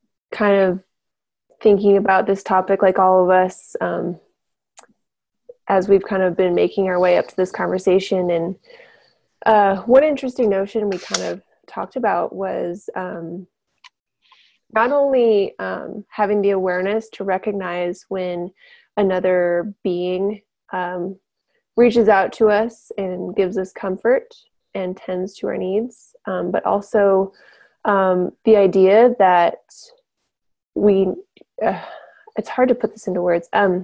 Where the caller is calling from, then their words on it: Helena, Montana, United States; I'm with Earthfire. I'm tuning in from Helena, Montana tonight.